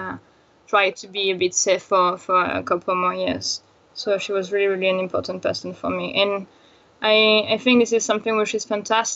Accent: France; I am from France, so I was not going often to Madagascar

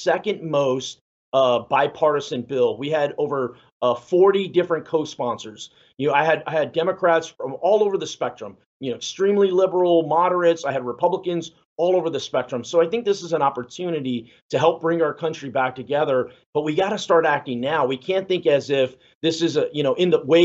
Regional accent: San Antonio, Texas, United States; I'm Mexican American, you know, and I'm from San Antonio

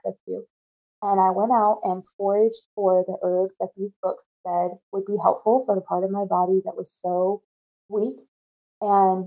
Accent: North Carolina, United States; moved away as an adult; also born or lived in Alaska; I moved from Alaska back to my home state of North Carolina

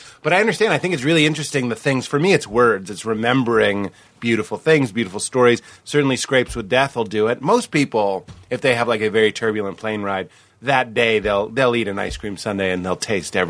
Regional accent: Boston, Massachusetts, United States; I'm from Boston.

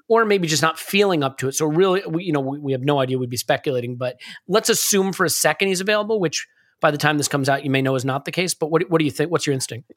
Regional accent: United States; as an American

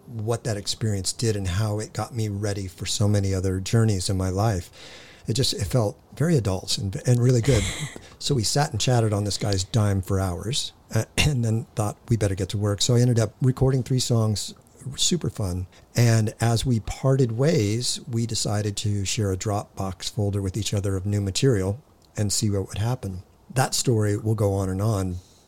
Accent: Hawthorne, California, United States; born there; I was born in Hawthorne. I'd still call that LA.

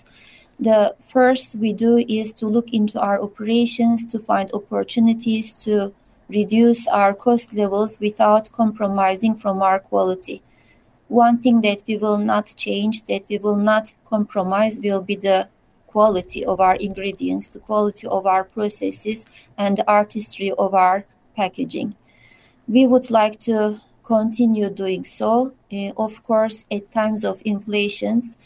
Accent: Turkey; moved away; being away from my home country and from my loved ones

